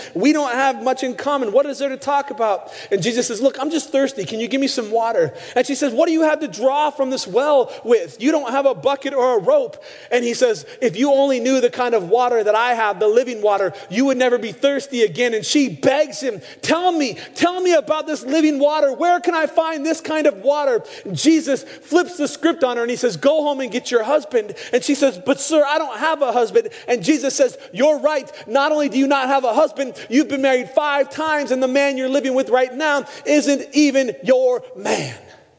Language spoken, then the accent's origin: English; Pacific Northwest, United States; moved away; also born or lived in Arizona; I grew up in the Northwest.